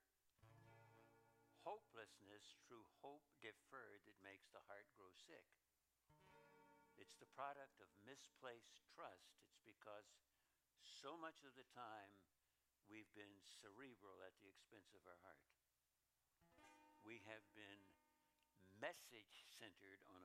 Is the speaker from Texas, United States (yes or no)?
no; Idaho, United States; I come from Idaho